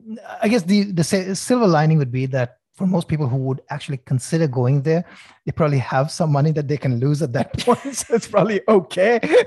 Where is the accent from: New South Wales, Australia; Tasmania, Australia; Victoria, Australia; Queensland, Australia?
New South Wales, Australia; Sydney; Okay, since we are, I'm from Sydney.